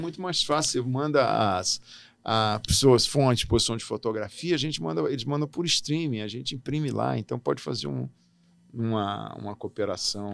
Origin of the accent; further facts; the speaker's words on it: Brasília, Federal District, Brazil; moved away as an adult; also born or lived in Natal, Rio Grande do Norte; now in Hamamatsu, Japan; eu nasci em Natal, vim para Brasília com seis anos de idade e fiz toda a minha trajetória escolar é, aqui, no, aqui em Brasília